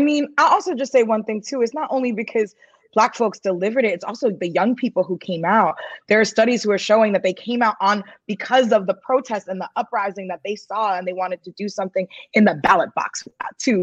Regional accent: New York, United States; I'm a New Yorker.

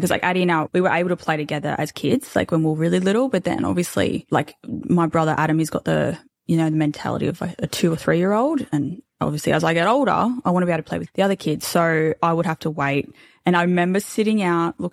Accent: Australia; We're like Aussie, typical Aussie Bogan family

